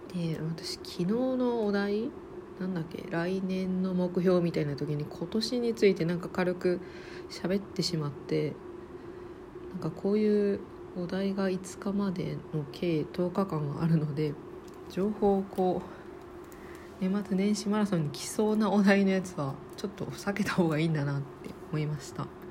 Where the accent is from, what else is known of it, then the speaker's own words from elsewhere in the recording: Osaka, Japan; now in Tokyo, Japan; 東京に住んでます大阪出身です